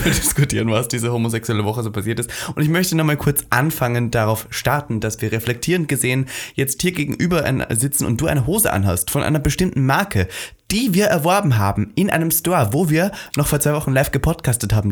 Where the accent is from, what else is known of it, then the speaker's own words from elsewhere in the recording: Austria; Wir als Österreicher